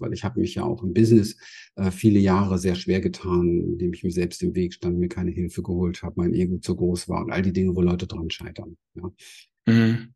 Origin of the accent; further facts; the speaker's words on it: Berlin, Germany; ich bin in Berlin aufgewachsen